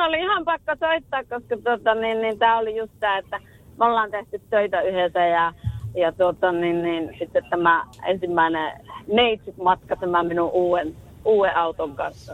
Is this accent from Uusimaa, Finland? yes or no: no; Rovaniemi, Lapland, Finland; moved away; also born or lived in Tampere; Minä olen, minä olen Rovaniemeltä kotoisin